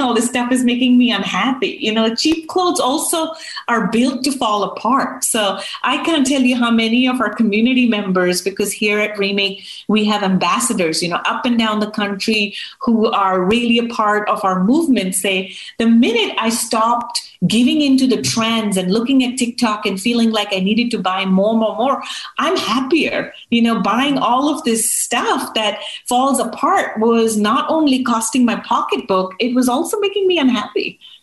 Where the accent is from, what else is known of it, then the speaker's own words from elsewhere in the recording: United States; We as Americans